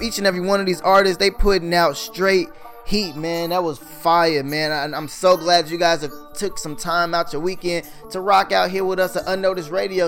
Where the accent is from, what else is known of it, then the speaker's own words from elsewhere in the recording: Texas, United States; I'm from Texas